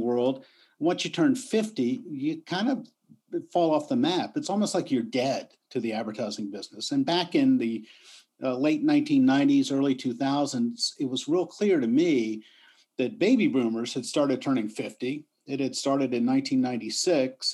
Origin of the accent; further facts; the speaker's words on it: Richmond, Virginia, United States; moved away as an adult; also born or lived in New York; I came to my hometown, Richmond, Virginia